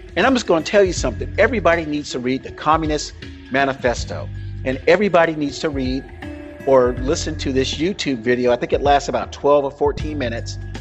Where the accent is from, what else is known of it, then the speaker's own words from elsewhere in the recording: the South, United States; moved away as an adult; also born or lived in Mississippi; All my life, all my my first 19 years on Earth, I grew up in the South.